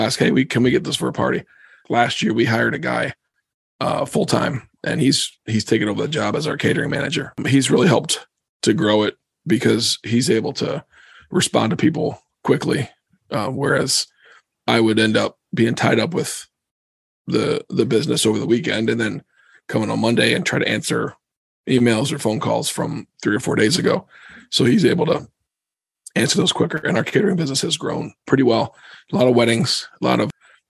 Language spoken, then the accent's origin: English; Cedarville, Ohio, United States; moved away as an adult; also born or lived in Philadelphia, Pennsylvania; now in Pennsylvania, United States; A little town called Cedarville. It's about 40 minutes east of Dayton